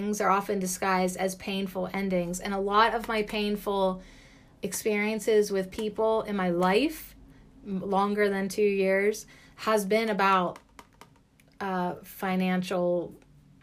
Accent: United States; as an American

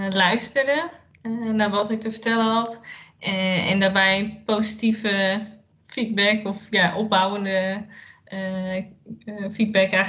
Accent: Utrecht, Netherlands; Eh, ik ben 30 jaar en ik kom uit Utrecht.

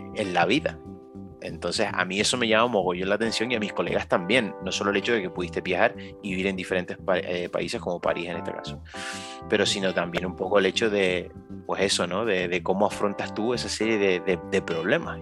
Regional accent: Canary Islands, Spain; nosotros como canarios

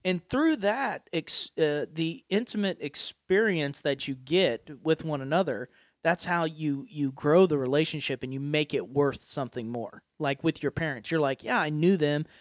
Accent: Appalachia, United States; accent: Appalachian; my Appalachian accent

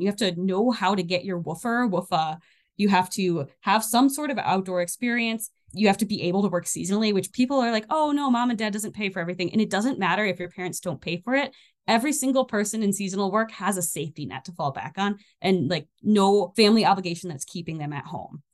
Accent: Michigan, United States; also born or lived in Armenia; now in northern Minnesota, United States; I'm from Michigan originally

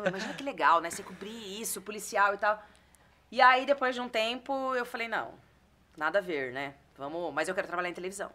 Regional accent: Bariri, São Paulo, Brazil; moved away; eu sou nascida em São Paulo mesmo. Mas Legal. a minha família, e onde eu fui praticamente criada na minha infância, é de Bariri, que é uma cidade pertinho de Jaú, ali, região de Bauru

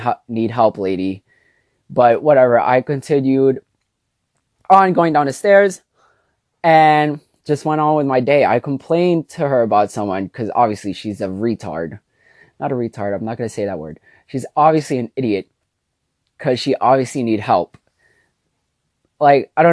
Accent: New York City, New York, United States; also born or lived in Jersey City, New Jersey; I was born and raised in New York

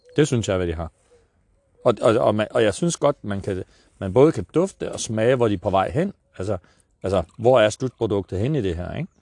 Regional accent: Vestegnen, Capital Region of Denmark, Denmark; also born or lived in North Jutland; jeg er vokset op på Vestegnen

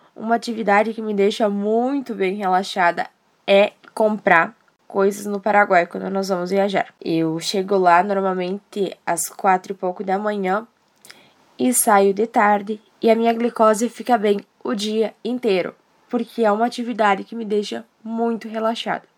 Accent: Erechim, Rio Grande do Sul, Brazil; sou de Erechim, Rio Grande do Sul

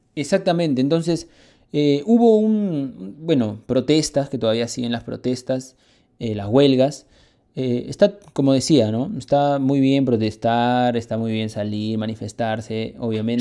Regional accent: Peru; Los peruanos somos arroceros, de ley

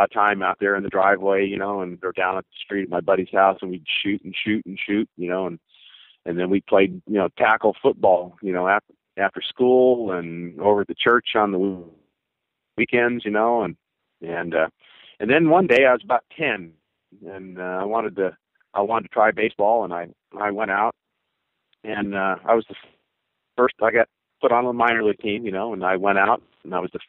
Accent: Southern California, United States; also born or lived in Glendale, California; as a youngster growing up in Southern California

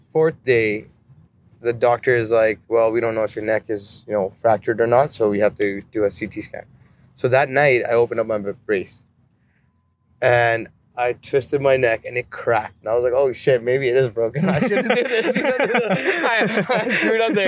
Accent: Calgary, Alberta, Canada; I'm out here in Toronto. I'm actually from Calgary

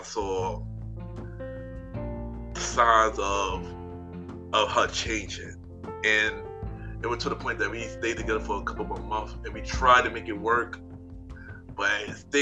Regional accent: New York, United States; I was from New York

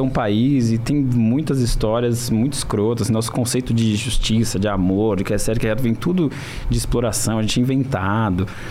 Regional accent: Brazil; a gente é brasileiro

